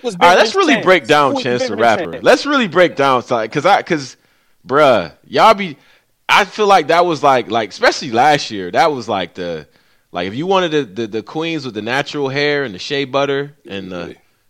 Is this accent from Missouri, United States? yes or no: no; Western New York, United States; They are from Western New York. If we count all of New York, then cool. But they from where I'm from.